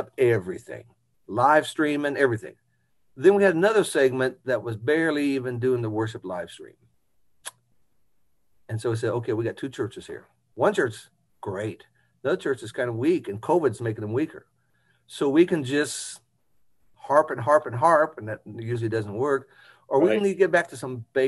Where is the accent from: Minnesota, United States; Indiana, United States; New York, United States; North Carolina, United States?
Indiana, United States; Indianapolis; also born or lived in New Albany, Indiana; growing up in Indianapolis